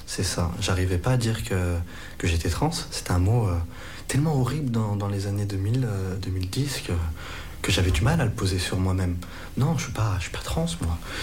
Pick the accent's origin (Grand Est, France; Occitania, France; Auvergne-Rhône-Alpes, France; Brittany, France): Auvergne-Rhône-Alpes, France; Lyon; je suis lyonnais